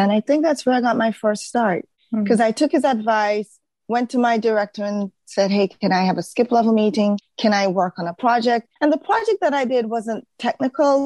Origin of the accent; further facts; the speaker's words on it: Jamaica; moved away as an adult; also born or lived in Baltimore, United States; now in United States; I came from Jamaica, right? A country where everybody looked like me, sounded like me